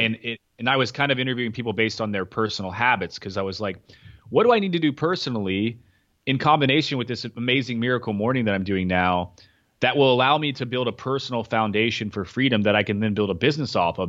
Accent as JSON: {"language": "English", "town": "Knoxville", "region": "Tennessee", "country": "United States", "also_born_or_lived": "Kentucky", "moved": "yes", "said": "I was in Knoxville, where I was from Knoxville, but I was living in Kentucky."}